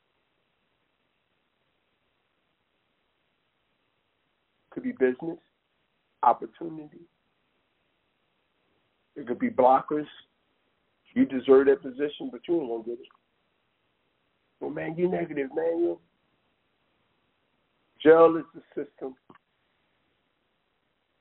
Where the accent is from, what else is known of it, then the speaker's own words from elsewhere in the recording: East Coast, United States; I'm an East Coast guy